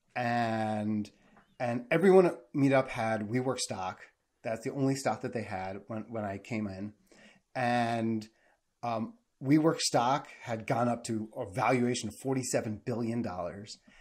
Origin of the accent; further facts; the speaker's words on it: New York metro area, United States; also born or lived in Kentucky; grew up in the New York metro area